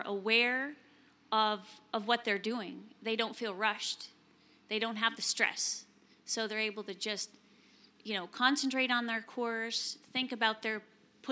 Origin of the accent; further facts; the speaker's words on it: United States; now in Netherlands; I'm American, and my husband is a Dutch